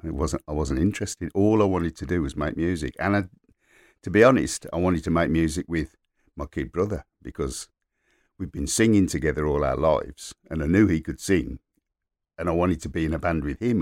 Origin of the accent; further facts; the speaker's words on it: Birmingham, West Midlands, United Kingdom; also born or lived in King's Heath, Birmingham / Moseley, Birmingham; I grew up in Borsall Heath and then moved to King's Heath